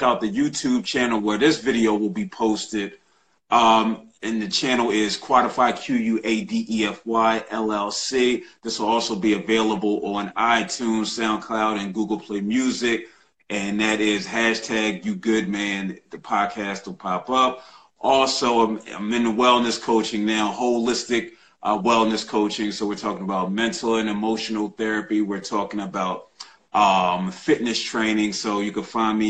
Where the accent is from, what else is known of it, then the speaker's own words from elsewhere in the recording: Philadelphia, Pennsylvania, United States; I'm from Philly and I'm an Eagles fan